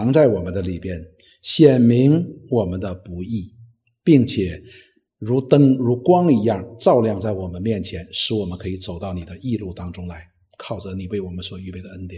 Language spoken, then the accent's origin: Chinese; China; 实际我们中国人的圣人也是如此的。